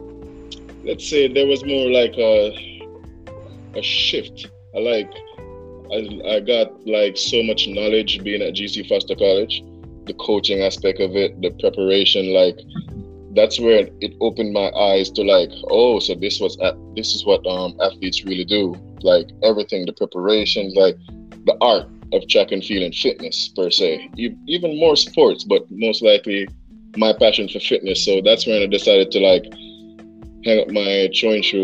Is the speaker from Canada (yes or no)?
no; Kingston, Jamaica; I'm from Delacue Park on Spanishtown Road in Kingston